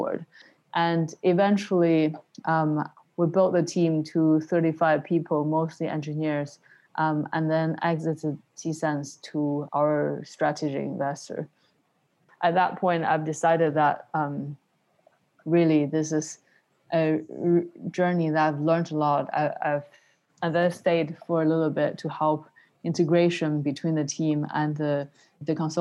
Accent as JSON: {"language": "English", "town": "Shenzhen", "region": "Guangdong", "country": "China", "tie": "born or raised there", "also_born_or_lived": "Beijing / London", "moved": "as an adult", "said": "I was born in Beijing in the 80s and then moved with my family to Shenzhen in the early 90s."}